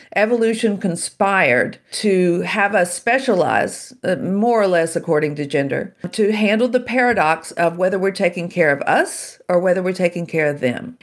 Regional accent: Shreveport, Louisiana, United States; I grew up in Shreveport, Louisiana

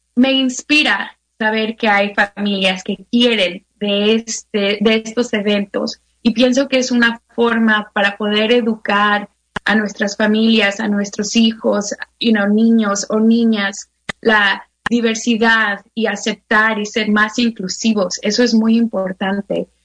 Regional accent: Mexico; now in United States; yo me acuerdo creciendo en México

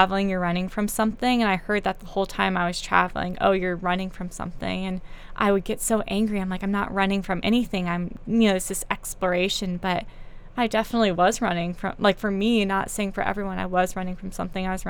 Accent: North Carolina, United States; I grew up in North Carolina

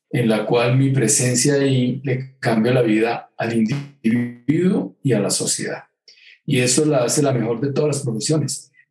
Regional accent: Girardot, Cundinamarca, Colombia; also born or lived in England; Yo, soy un, hombre de Girardot a Villa del Río Magdalena, pero me confundo entre el Magdalena y el Támesis. Entonces, yo después de que viví en Inglaterra siempre pensé que debería haber sido inglés.

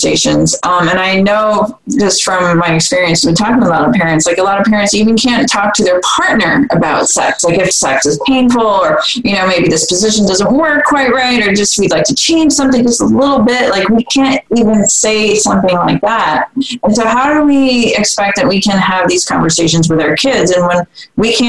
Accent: Vermont, United States; I grew up in Vermont, it's a liberal state

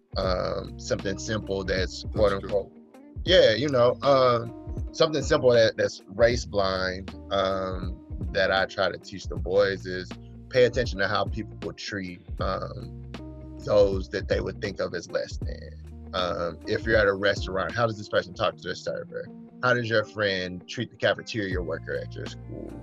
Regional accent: Mississippi, United States; I grew up in the Neo Confederacy here in Mississippi

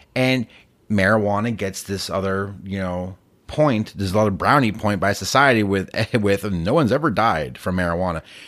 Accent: Massachusetts, United States; moved away; I grew up in Massachusetts

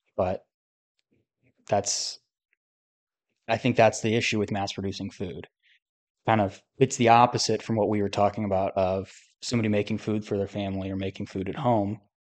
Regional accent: United States; I'm obviously an American

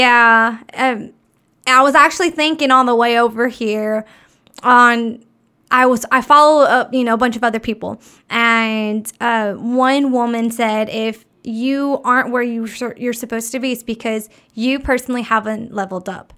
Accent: Texas, United States; I was born in Texas, so I grew up along the water anyways

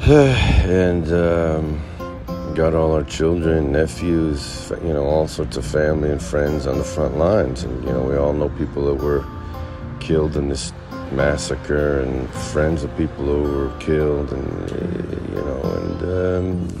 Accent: United States; moved away as an adult; also born or lived in Manhattan, New York; now in Beit Shemesh, Israel; Originally, I'm from between New Jersey and Connecticut.

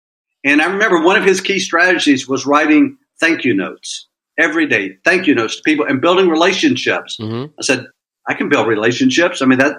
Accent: Florida, United States; now in Austin, United States; So I'm a transplant from Florida to Austin.

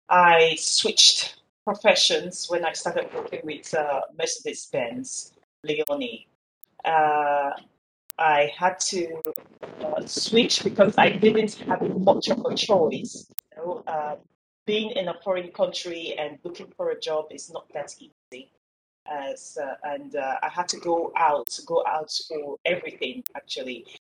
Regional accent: Nigeria; now in Bulgaria; but I spent most of my life growing up in Nigeria, but now I've relocated to Bulgaria, and everything is good at the moment.

